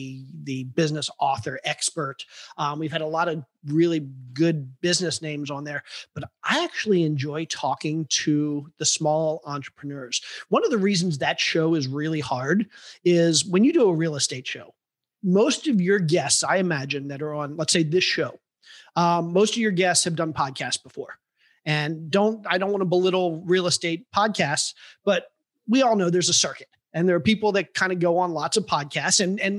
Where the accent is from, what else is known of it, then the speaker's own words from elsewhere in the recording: Cleveland, Ohio, United States; I grew up in Cleveland and I went to college and then I started a business.